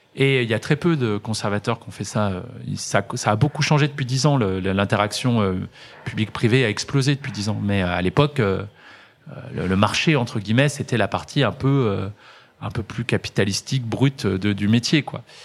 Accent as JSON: {"language": "French", "town": "Villars", "region": "Auvergne-Rhône-Alpes", "country": "France", "tie": "born or raised there", "said": "j'ai grandi à Villars et je, prenais le bus 17 pour aller au centre-ville de saint etienne voir mes copains."}